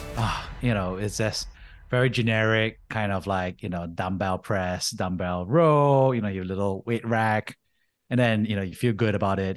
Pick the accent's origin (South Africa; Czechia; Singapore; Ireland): Singapore; moved away as an adult; also born or lived in United States; I grew up in Singapore, Army